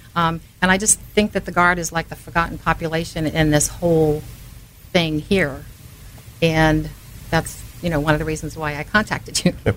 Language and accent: English; Manchester, New Hampshire, United States; I grew up in Manchester